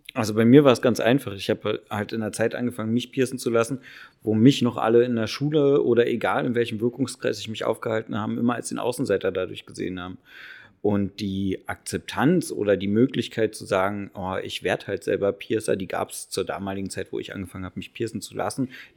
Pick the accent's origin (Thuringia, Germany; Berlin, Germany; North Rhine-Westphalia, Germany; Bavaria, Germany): Berlin, Germany; bin gebürtiger Berliner.